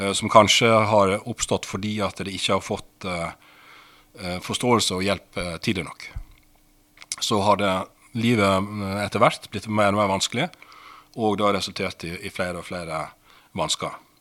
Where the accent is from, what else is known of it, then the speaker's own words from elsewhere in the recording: Sandane, Vestland, Norway; accent: Western Norwegian (Vestlandet); moved away as an adult; also born or lived in Asker; Oppvokst eh, på et sted som heter Sandane, lite sted, i det som tidligere het eh, Sogn og Fjordane fylke, som nå er Vestland fylke